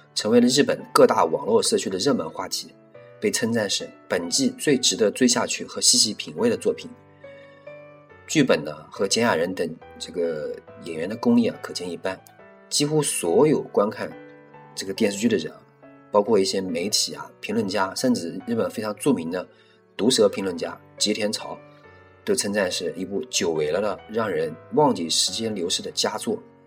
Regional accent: China; 大陆我们中国人

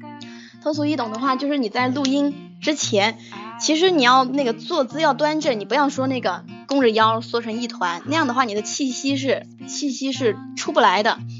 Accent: Yunnan, China; 我是云南的

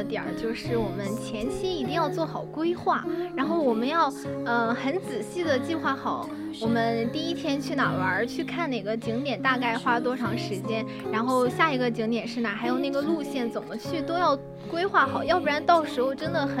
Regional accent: Hebei, China; moved away as an adult; now in Sichuan, China; 没错，我在河北。

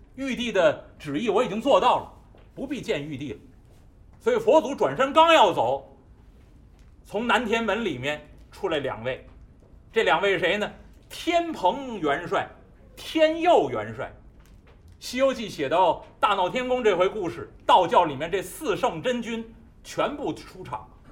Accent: Beijing, China; 我们北京人常见大烟梨的皮儿是黄的

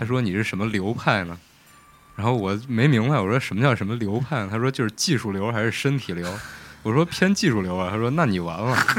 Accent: Xi'an, Shaanxi, China; 作为一个西安人

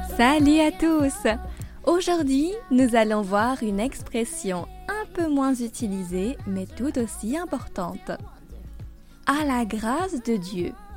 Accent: France

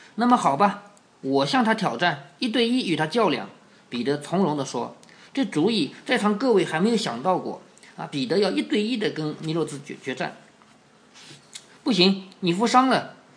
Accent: Changzhou, Jiangsu, China; 我们常州人的祖先

